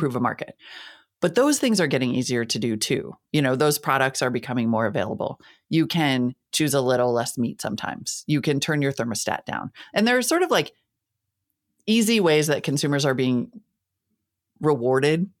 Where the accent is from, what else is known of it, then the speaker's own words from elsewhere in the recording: Northern Plains, United States; also born or lived in Montana / North Dakota; I'm from the Northern Plains, right? I grew up in Montana and North Dakota.